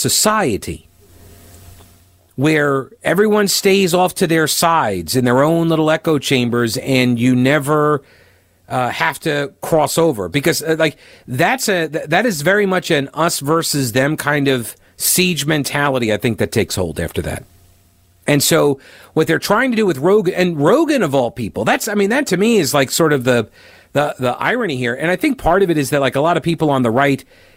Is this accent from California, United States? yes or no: no; Long Island, New York, United States; I grew up on Long Island